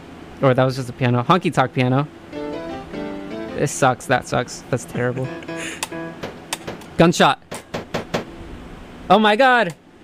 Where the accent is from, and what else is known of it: Mexico; born or raised there; moved away